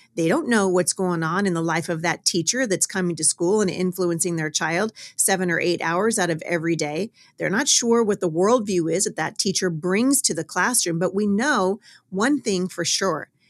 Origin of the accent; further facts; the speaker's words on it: Battle Ground, Washington, United States; my hometown of Battleground, Washington